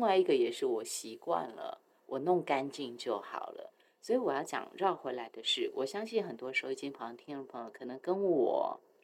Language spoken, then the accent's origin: Chinese; Taiwan; 我很爱我的家乡，我很爱台湾